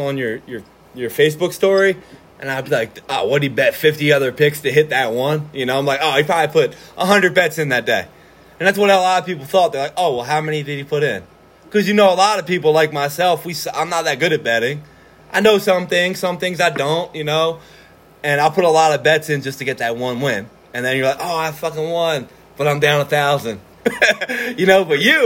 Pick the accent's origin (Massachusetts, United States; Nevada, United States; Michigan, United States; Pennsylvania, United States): Pennsylvania, United States; Norristown; we're both from Norristown. We graduated in 2009